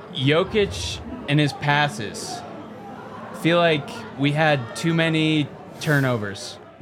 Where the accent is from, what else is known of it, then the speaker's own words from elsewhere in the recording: Fort Collins, Colorado, United States; Also grew up in Fort Collins.